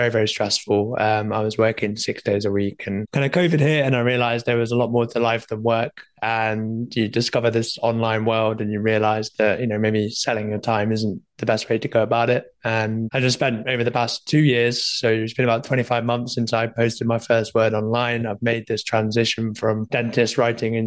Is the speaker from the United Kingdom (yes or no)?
yes; Leeds, Yorkshire and the Humber, United Kingdom; I'm from the sunny old UK, north of England, coming in from Leeds